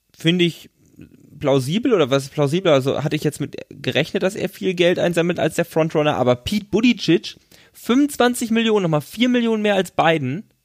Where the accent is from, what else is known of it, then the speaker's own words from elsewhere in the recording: Germany; wir aus Deutschland